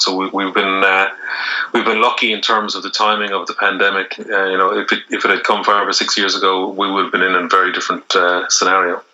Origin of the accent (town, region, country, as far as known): Ireland